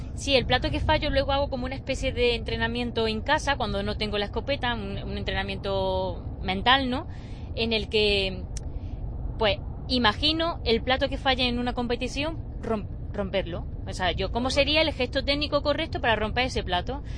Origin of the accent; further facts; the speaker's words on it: Baena, Andalusia, Spain; es mi pueblo